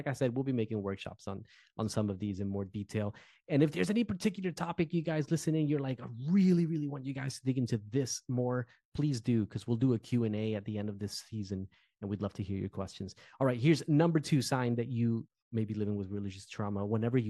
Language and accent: English; Newark, New Jersey, United States; moved away as an adult; So like I'm from Jersey. I'm a Jersey boy. I've always been a Jersey boy. I was born and raised in Newark, New Jersey. Sort of urban culture, right?